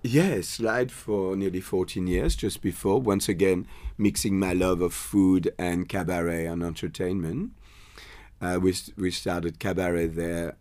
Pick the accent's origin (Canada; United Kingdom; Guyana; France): France; English is a second language; moved away as an adult; now in Australia; I did a hôtelière in France before I, um, I moved into the army